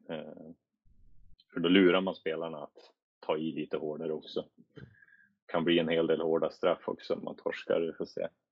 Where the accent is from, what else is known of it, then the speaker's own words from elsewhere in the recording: Sweden; moved away as an adult; jag var svensk